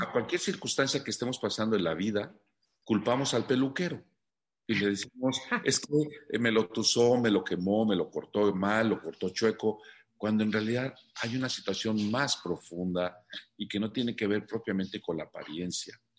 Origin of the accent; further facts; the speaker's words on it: Mexico City, Mexico; yo soy originario de la Ciudad de México